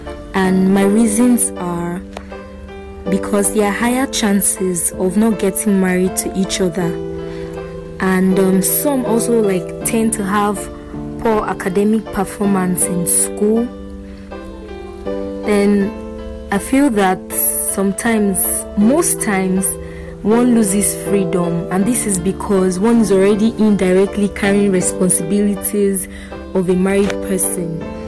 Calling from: Yaba, Lagos, Nigeria; I'm recording from Yaba, Lagos State.

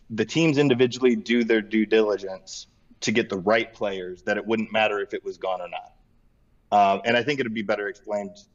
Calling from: Akron, Ohio, United States; Uh, Akron, Ohio.

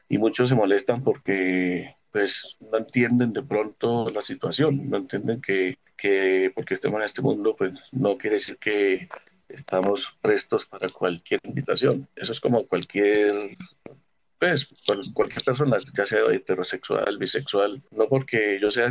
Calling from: Cúcuta, Norte de Santander, Colombia; de Cúcuta.

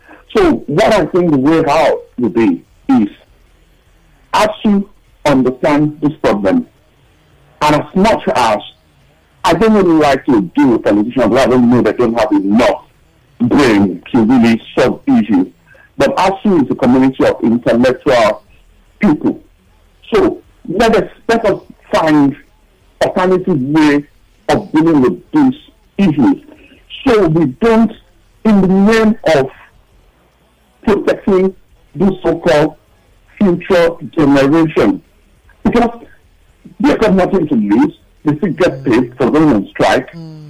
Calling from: Tottenham, London, United Kingdom; I'm calling from Tottenham.

